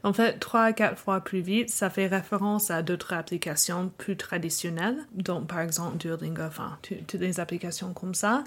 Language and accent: French; United States; accent: American; first language English; French is a second language; also born or lived in Normandy, France / Dijon, France / Illinois; j'ai grandi aux États-Unis, monolingue